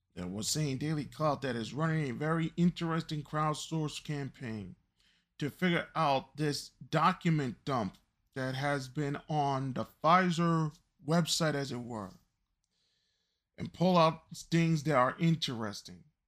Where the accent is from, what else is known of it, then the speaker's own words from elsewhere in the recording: United States; as an American